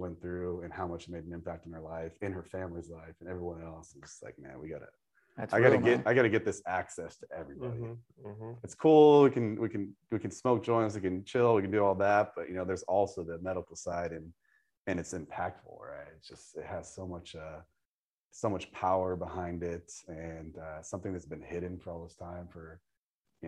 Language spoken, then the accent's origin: English; Santa Rosa, California, United States; I grew up in Santa Rosa